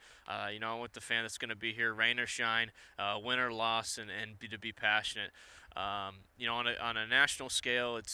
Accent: Ohio, United States; moved away; Growing up in Ohio

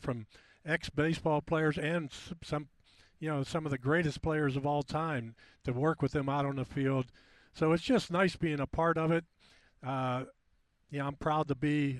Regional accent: Pittsburgh, Pennsylvania, United States; I grew up in Pittsburgh

